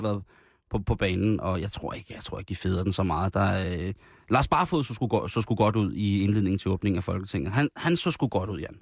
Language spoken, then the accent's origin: Danish; Roskilde, Zealand, Denmark; I den lille flæk, hvor jeg voksede op i, øh, Roskilde, der, øh, der havde vi i nærområdet, øh, hvor jeg voksede op Himmeløv